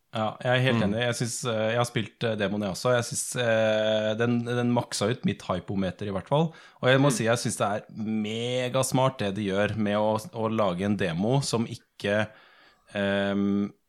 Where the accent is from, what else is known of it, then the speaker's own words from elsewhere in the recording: Sandefjord, Vestfold, Norway; Jeg er fra Sandefjord